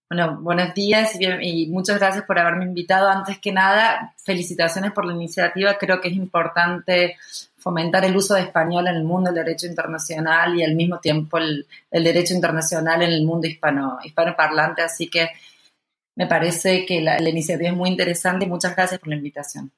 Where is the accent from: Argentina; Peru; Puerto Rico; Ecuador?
Argentina; siendo argentino